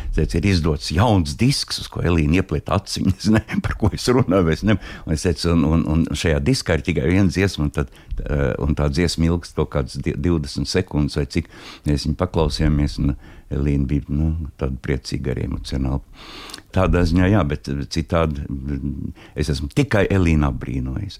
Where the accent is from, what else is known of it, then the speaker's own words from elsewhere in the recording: Latvia; es esmu no Latvijas